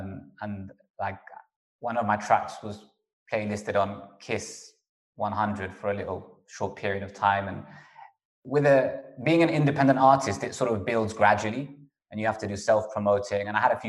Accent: Kingsbury, London, United Kingdom; Because I grew up in Kingsbury, which is northwest London. Wembley, we initially lived in a council estate in Wembley called Chalk Hill Estate

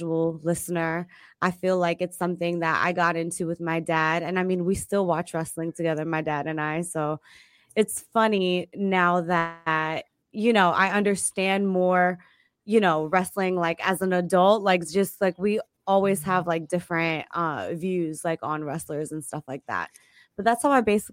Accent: New York City, New York, United States; I'm from Queens

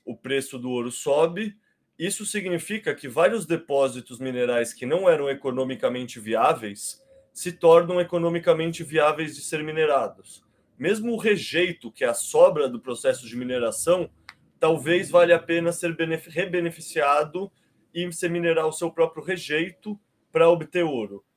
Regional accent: Brazil; Eu tenho um sotaque diferente, né? Eu sou brasileiro, eu não sou português

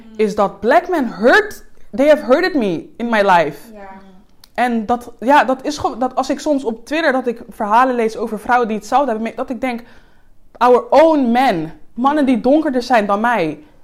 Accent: Suriname; now in Netherlands; ik kom net uit Suriname. Ik, like, ik ben, daar ben ik geen black girl.

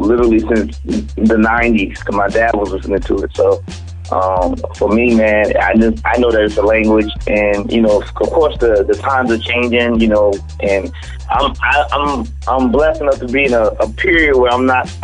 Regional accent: Charleston, South Carolina, United States; I'm from Charleston, South Carolina.

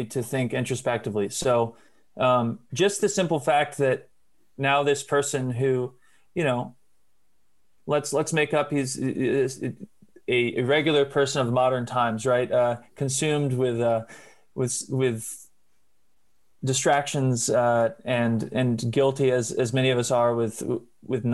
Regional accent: Nashville, Tennessee, United States; I'm from Nashville

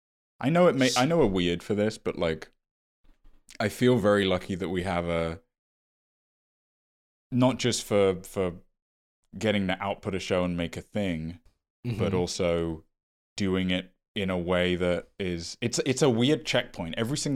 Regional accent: Midwest, United States; Dude, feels like a personal attack that you'd assume I'd go to Forest School because I'm from the Midwest.

